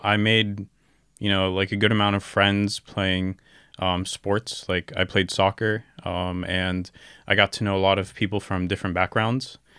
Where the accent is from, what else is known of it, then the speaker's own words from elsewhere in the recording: Orlando, Florida, United States; moved away as an adult; also born or lived in Gaza, Palestine / California; now in Istanbul, Turkey; I was raised in Orlando, Florida. I spent around, um, probably, like, majority of my life there, uh, up until, like, nineteen years old